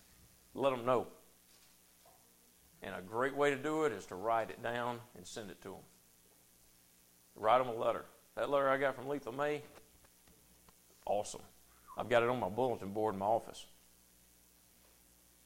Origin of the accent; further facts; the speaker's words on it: United States; I grew up in Powell, in Bethel, in Anderson, in Rogersville